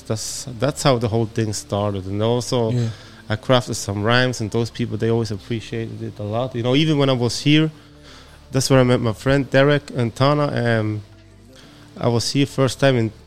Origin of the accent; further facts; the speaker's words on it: Switzerland; I'm from Switzerland